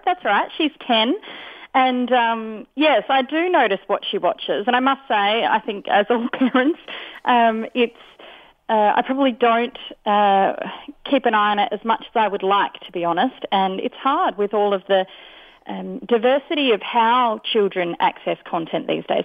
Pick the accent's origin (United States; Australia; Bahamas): Australia; as Australian